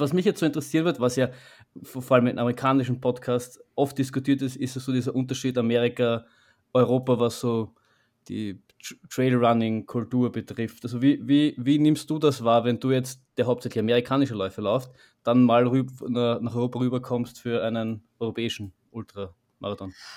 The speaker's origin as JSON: {"language": "German", "region": "Vienna", "country": "Austria", "said": "so wie wir jetzt schaffen als, als, als Wiener"}